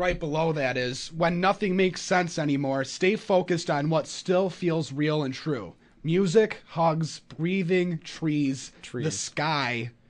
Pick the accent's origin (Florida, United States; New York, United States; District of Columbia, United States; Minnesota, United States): New York, United States; North Collins; I grew up around Buffalo, small town, North Collins